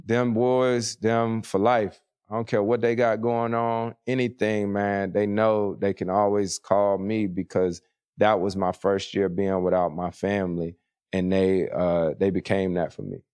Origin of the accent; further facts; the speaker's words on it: Winston-Salem, North Carolina, United States; moved away; triple A team in my hometown, the Winston-Salem Dash.